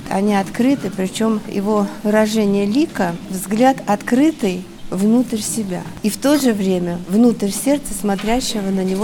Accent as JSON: {"language": "Russian", "town": "Krasnodar", "region": "Krasnodar Krai", "country": "Russia", "said": "Из Краснодара, да."}